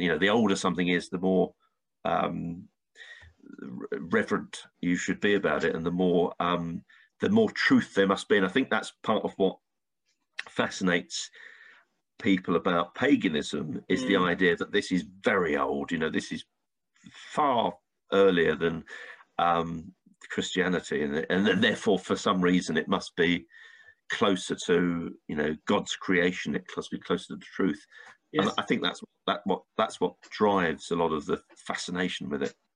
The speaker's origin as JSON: {"language": "English", "region": "London", "country": "United Kingdom", "tie": "born or raised there", "said": "I was born in London"}